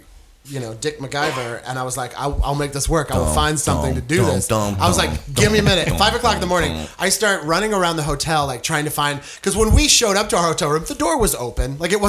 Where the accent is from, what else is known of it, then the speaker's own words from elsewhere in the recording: Los Angeles, California, United States; We're touring comedians from Los Angeles.